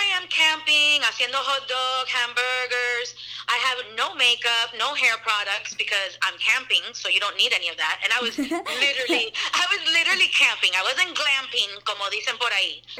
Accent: Miami, Florida, United States; moved away as an adult; also born or lived in Los Angeles; now in New Smyrna Beach, United States; I was born and raised in Miami, and my family is Cuban

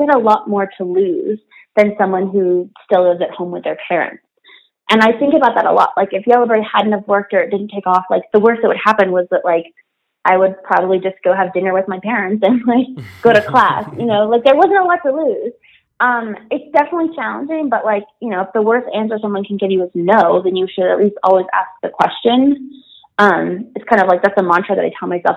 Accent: Wyoming, United States; now in New York City, United States; So I'm from Wyoming, which is not a super diverse place. But I recently moved to New York City

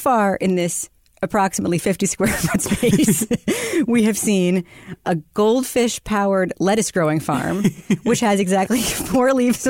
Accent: United States; It's, look at me. I'm so American.

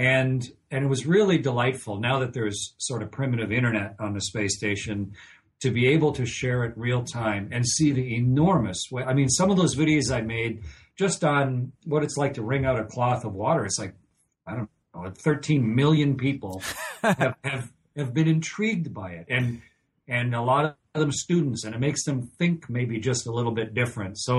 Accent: Canada; moved away as an adult; I'm a Canadian, but I was in the NASA astronaut office for a long time, for over two decades

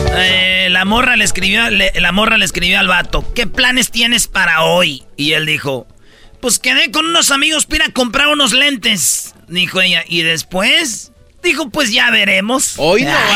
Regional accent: Michoacán, Mexico; yo soy de Michoacán

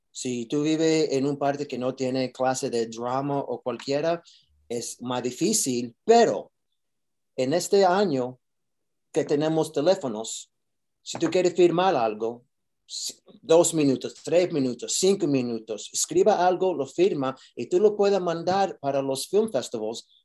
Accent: New York, United States; Spanish is a second language; yo soy de Nueva York

